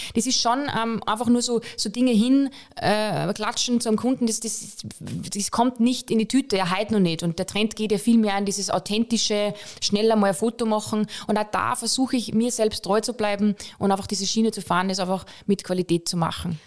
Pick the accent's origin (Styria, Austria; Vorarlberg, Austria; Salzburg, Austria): Salzburg, Austria; Pongau; now in Vienna, Austria; ich bin Bongauerin